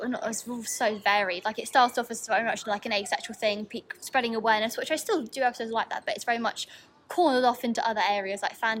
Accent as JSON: {"language": "English", "area": "near Canterbury", "region": "South East England", "country": "United Kingdom", "tie": "born or raised there", "said": "growing up as not in Canterbury, but this was like my local town"}